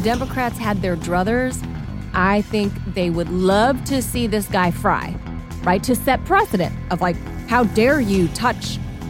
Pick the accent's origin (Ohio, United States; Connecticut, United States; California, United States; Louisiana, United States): California, United States; I'm a Californian, so I know all the sources to look at in local media there.